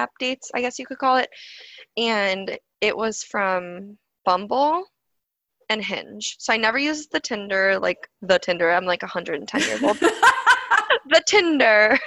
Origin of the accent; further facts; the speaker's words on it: suburb of Cleveland, Ohio, United States; I'm not from Cleveland. I'm actually from, like, a suburb of Cleveland, but it's very close